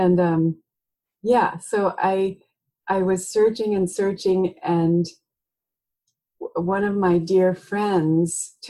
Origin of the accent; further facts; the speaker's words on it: near Philadelphia, Pennsylvania, United States; now in Oregon, United States; I grew up in near Philadelphia.